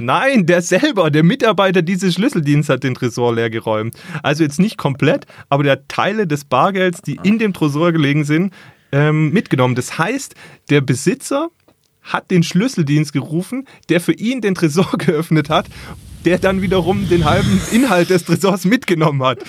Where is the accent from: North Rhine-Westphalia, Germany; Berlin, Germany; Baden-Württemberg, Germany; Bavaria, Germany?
Baden-Württemberg, Germany; Ravensburg; bei uns in Ravensburg